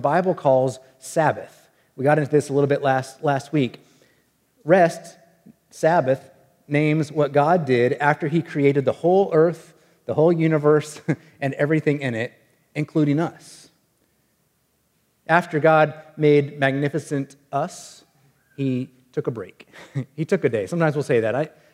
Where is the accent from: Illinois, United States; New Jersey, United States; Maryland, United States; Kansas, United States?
Kansas, United States; Wichita; the house that I grew up in Wichita, Kansas